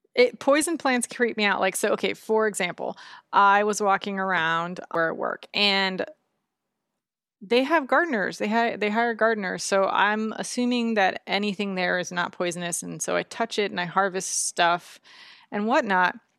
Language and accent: English; Florida, United States; moved away; I grew up in Florida